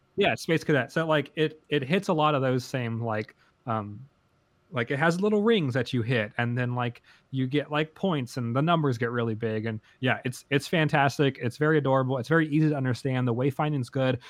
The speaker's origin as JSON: {"language": "English", "country": "United States", "said": "as an American"}